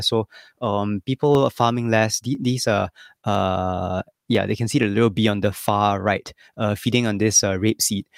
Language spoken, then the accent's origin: English; Singapore; moved away as an adult; also born or lived in Tokyo, Japan / Kyoto, Japan; now in Ryujin, Japan; I came to Japan ten years ago, so I'm Singaporean.